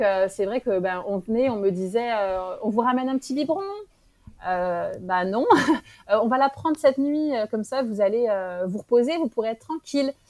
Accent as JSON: {"language": "French", "country": "France", "tie": "born or raised there", "moved": "as an adult", "lives_now": "Morocco", "said": "J'étais en France. j'ai grandi en France"}